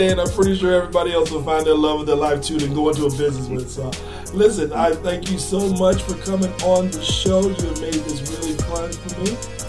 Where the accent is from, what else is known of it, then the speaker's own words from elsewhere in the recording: South Florida, United States; Most of my family comes from Georgia. I may have been raised down in South Florida, but I had that Southern upbringing pretty much, you know.